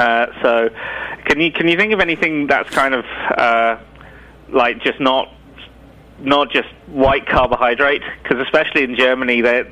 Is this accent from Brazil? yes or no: no; Ireland; moved away; We come over from Ireland, and it's quite different.